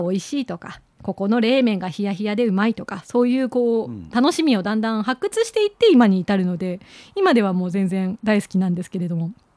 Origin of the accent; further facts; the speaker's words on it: Kagoshima, Japan; moved away as an adult; also born or lived in Amami / Kitakyushu (Kokura), Fukuoka; 鹿児島生まれですので、